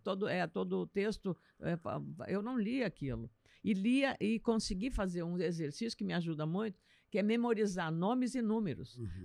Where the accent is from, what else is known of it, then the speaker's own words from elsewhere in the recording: Lagoa Vermelha, Rio Grande do Sul, Brazil; moved away; Lagoa Vermelha, minha terra, né? sou de Lagoa Vermelha, é, região nordeste do estado